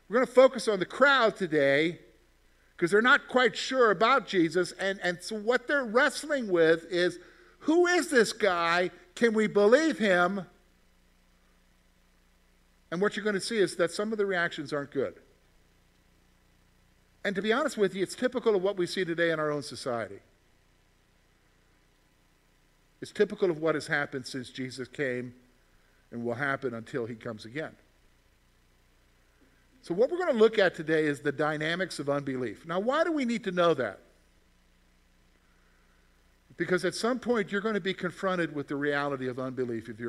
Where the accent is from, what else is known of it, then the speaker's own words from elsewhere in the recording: South Carolina, United States; now in Pennsylvania, United States; I'm from South Carolina.